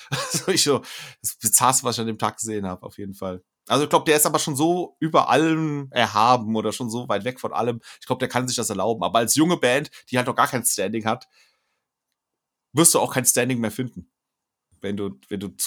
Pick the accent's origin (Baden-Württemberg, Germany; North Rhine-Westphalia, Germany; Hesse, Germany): Hesse, Germany; Alsfeld; Es ist meine Heimatstadt.